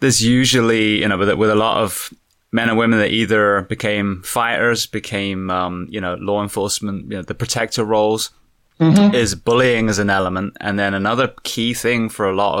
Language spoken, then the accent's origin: English; England, United Kingdom; accent: English; now in United States; I'm English